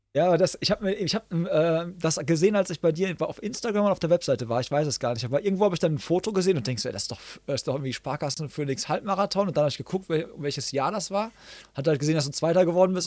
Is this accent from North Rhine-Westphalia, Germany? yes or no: yes; Hagen, North Rhine-Westphalia, Germany; hier in meiner Heimatstadt in Hagen